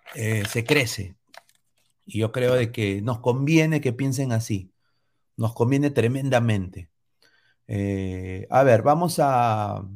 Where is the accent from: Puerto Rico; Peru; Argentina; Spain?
Peru; Yo como peruano